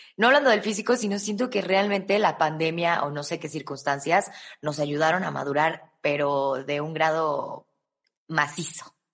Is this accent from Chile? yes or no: no; Mexico; los mexicanos